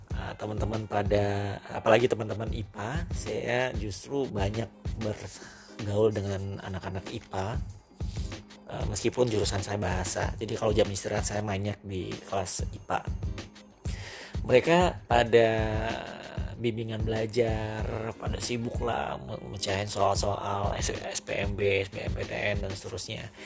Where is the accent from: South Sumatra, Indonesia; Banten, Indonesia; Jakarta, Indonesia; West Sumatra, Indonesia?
West Sumatra, Indonesia; Padang; born there; saya terima kenyataan bahwa saya harus berkuliah di Padang di mana itu adalah kampung